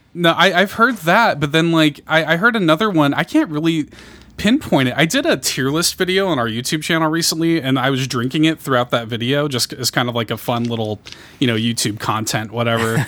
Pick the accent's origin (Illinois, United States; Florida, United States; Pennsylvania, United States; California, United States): Illinois, United States; Chicago; I grew up in Chicago